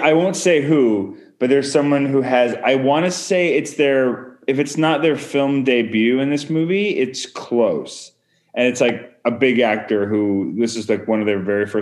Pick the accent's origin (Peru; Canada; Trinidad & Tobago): Canada; I'm Canadian filmmaker